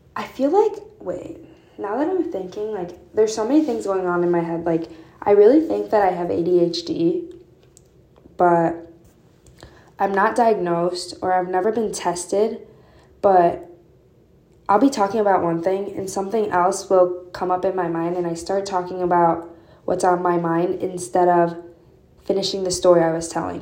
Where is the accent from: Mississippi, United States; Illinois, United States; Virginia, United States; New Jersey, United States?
Illinois, United States; northwest suburbs of Chicago; moved away as an adult; now in Urbana-Champaign, United States; specifically from like um, northwest suburbs of Chicago